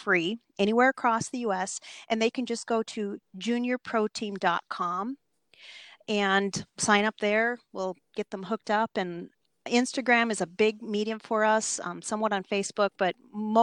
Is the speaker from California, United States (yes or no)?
no; Minnesota, United States; moved away as an adult; also born or lived in Alaska; I'm originally from Minnesota and moved up to Alaska when I was young and eager